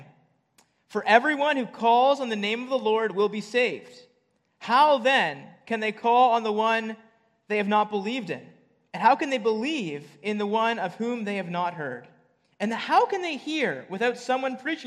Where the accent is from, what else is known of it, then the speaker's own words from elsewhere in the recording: Bridgenorth, Ontario, Canada; I grew up just outside of Bridge North on a farm